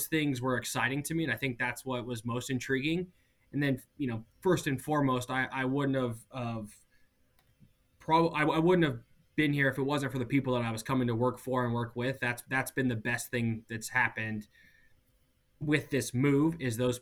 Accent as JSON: {"language": "English", "region": "Montana", "country": "United States", "tie": "born or raised there", "also_born_or_lived": "New Orleans / Cleveland", "moved": "yes", "lives_now": "Chicago, United States", "said": "I grew up in Montana"}